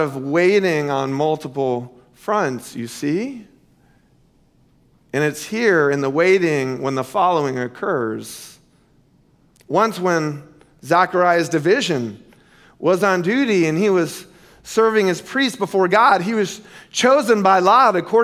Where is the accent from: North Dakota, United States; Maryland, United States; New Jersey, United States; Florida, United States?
Florida, United States; Central; Growing up in Central Florida in the 70s and the 80s